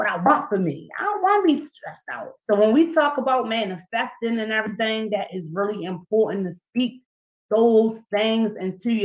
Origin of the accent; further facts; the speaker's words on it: Baltimore, Maryland, United States; my hometown is right here, Baltimore, Maryland.